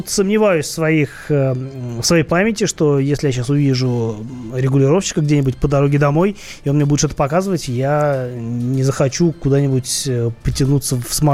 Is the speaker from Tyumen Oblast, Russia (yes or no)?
no; Saint Petersburg, Russia; я в детстве, ну, я же из Питера, и в Питере этих набережных там очень много